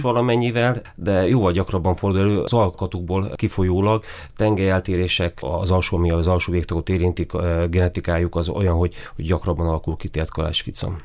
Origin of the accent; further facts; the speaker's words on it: Miskolc, Borsod-Abaúj-Zemplén, Hungary; also born or lived in Kisvárda area, Szabolcs-Szatmár-Bereg / Budapest; én 1975-ben születtem Kisvárdán. Ott nagyon-nagyon kevés időt töltöttünk, tehát maximum egy évet, és nem is Kisvárda, a Kisvárda melletti faluban. Utána költözött a család Miskolcra, én azóta itt élek